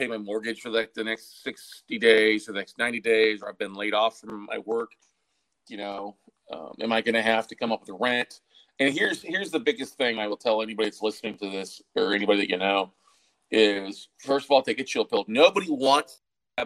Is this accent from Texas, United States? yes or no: yes; Texas, United States; also born or lived in Minnesota / Austin, Texas; I'm originally from Minnesota, but grew up in Texas, and Austin's been home for 20 plus years now